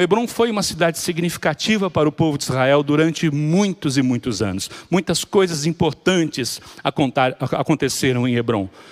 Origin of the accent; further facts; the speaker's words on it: Salvador, Bahia, Brazil; a nossa realidade como baianos aqui, falando, sei que há pessoas de várias partes do Brasil, mas a nossa realidade aqui em Salvador é exatamente essa